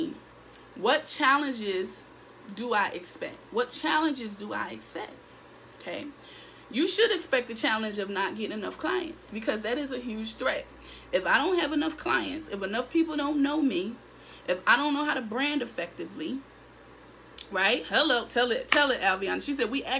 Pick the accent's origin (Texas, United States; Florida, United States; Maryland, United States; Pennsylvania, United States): Pennsylvania, United States; Philadelphia; I'm in Philadelphia. I'm in my hometown.